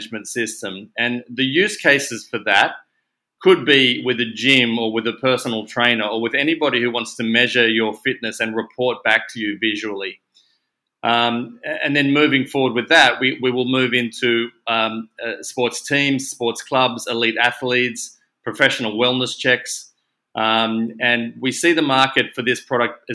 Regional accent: Australia; accent: Aussie; moved away as an adult; also born or lived in Sydney / Hong Kong; You can probably hear from my accent that I am in fact an Aussie

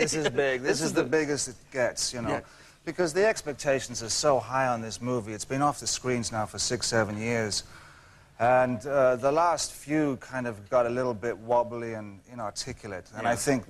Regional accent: County Meath, Leinster, Ireland; moved away; also born or lived in South London; I grew up in Ireland. I grew up in a small country town in Southern Ireland, County Meath.

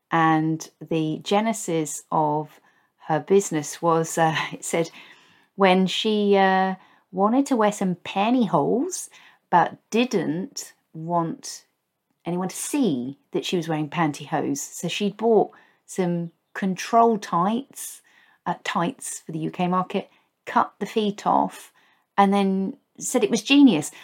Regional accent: Basingstoke, South East England, United Kingdom; moved away; where I grew up in Basingstoke

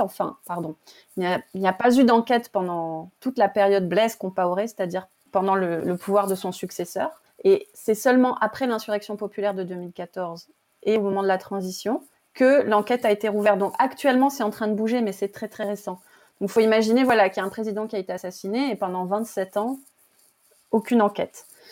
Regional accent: France; also born or lived in Burkina Faso; je suis rentrée chez moi en France.

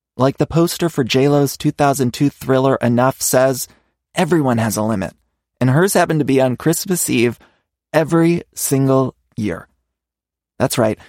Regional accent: Midwest, United States; now in Los Angeles, United States

